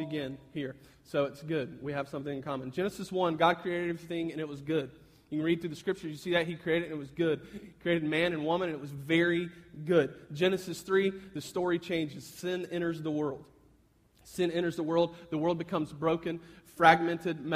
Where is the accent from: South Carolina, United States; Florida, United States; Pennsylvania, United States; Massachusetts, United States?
South Carolina, United States; Fountain Inn; now in Columbia, United States; I'm originally from Fountain Inn